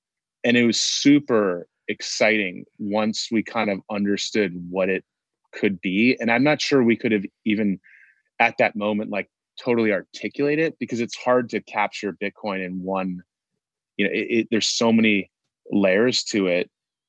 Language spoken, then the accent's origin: English; Connecticut, United States; every single high school in the area in Connecticut where we grew up in Fairfield County has a girls and boys rowing team.